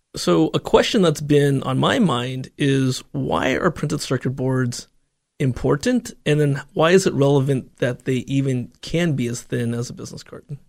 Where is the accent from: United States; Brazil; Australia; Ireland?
United States; Silicon Valley, California; growing up in the Valley